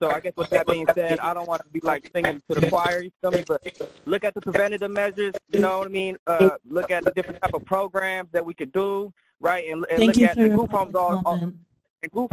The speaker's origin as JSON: {"language": "English", "town": "Sacramento", "region": "California", "country": "United States", "moved": "yes", "said": "I'm originally from Sacramento, and they pushed me out of my city"}